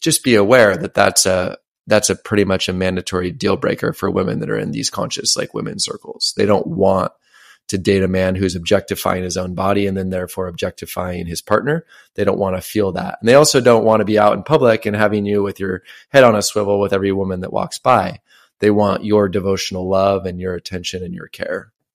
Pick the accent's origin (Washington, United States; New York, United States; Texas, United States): Washington, United States; my hometown, I lived in Washington State. It's a very small town